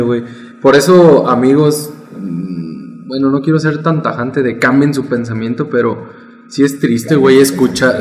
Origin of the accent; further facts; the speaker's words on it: Mexico; somos mexicanos